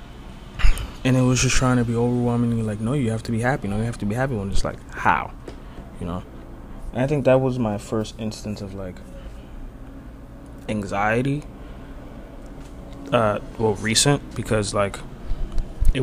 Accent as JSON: {"language": "English", "country": "Dominican Republic", "said": "we're from the Dominican Republic"}